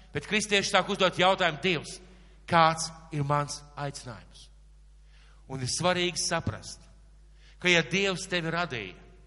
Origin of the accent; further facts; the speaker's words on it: Latvia; mēs dzīvojam Latvijā, ka mēs esam latvieši